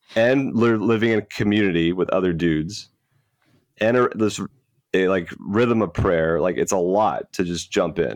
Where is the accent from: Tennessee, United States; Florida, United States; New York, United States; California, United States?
Florida, United States; I am a Florida native, was born and raised in the Catholic faith